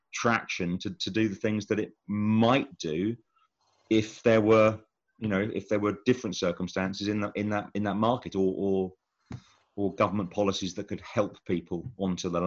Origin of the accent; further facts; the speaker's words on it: Buckinghamshire, South East England, United Kingdom; moved away as an adult; also born or lived in Wales; now in Pembrokeshire, United Kingdom; clearly I'm English, right? I'm a Buckinghamshire lad